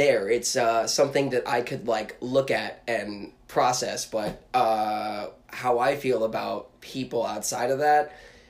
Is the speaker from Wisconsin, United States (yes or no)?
no; Newark, New Jersey, United States; moved away as an adult; also born or lived in Essex County, New Jersey / New York City / Maine; Originally from Jersey, born and raised in Newark. Okay. Lived in Essex County for a little while and then moved on to New York City. And I don't know, I've kind of lived all over the place.